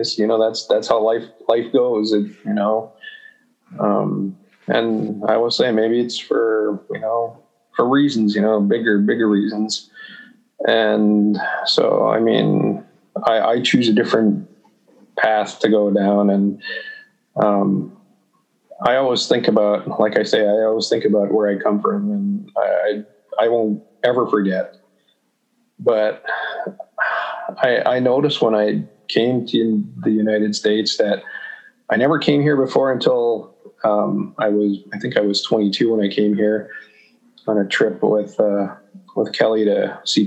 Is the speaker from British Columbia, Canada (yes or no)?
no; Saskatoon, Saskatchewan, Canada; moved away as an adult; We grew up in Saskatoon in the city